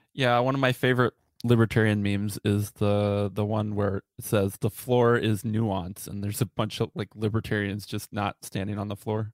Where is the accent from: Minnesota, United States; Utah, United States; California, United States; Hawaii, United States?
Minnesota, United States; I'm from Minnesota